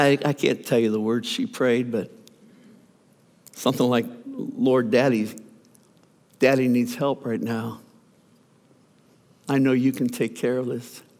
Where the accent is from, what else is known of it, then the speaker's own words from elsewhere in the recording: Youngstown, Ohio, United States; moved away; We left the traveling ministry to plant a church in my hometown, Youngstown, Ohio, actually a suburb, Boardman, Ohio